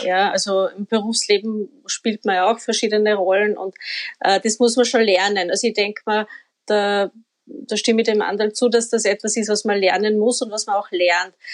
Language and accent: German; Upper Austria, Austria; now in Vienna, Austria